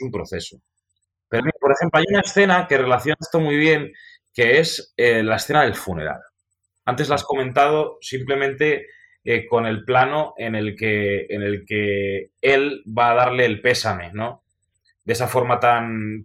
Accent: Spain; como somos los españoles

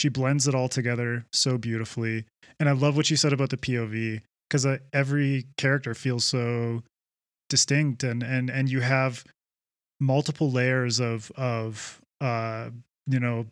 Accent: Vancouver Island, British Columbia, Canada; I grew up on Vancouver Island

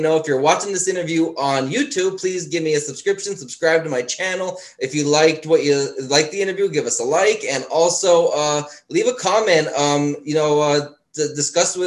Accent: Schuylkill County, Pennsylvania, United States; accent: Pennsylvania Dutch; now in Maryland, United States; I'm from Schuylkill County, Pennsylvania. We have like our own accent, like okay. It's Pennsylvania Dutch kind of thing

